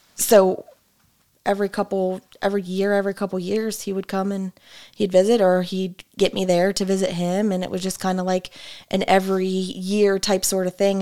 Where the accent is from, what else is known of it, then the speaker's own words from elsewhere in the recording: Springfield, Illinois, United States; also born or lived in Chatham, Illinois / Beardstown, Illinois; I was born in Springfield, Illinois. Um, raised in Springfield, Chatham, Beardstown with my mom.